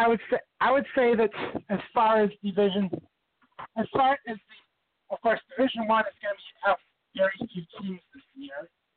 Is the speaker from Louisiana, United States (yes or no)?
no; Racine, Wisconsin, United States; my hometown's Racine, Wisconsin.